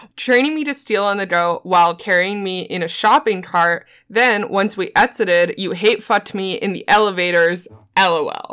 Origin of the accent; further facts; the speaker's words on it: Newfoundland and Labrador, Canada; I'm from Newfoundland